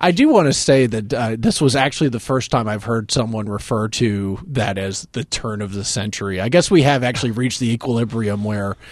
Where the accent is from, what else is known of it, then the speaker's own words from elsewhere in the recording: North Carolina, United States; from North Carolina, where I grew up, and my hometown, my area has about a million people